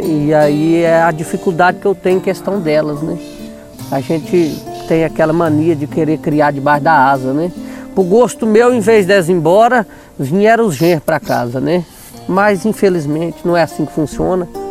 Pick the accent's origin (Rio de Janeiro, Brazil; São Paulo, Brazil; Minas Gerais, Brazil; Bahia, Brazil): Minas Gerais, Brazil; Paracatu; now in Natalândia, Brazil; eu nasci lá, em Paracatu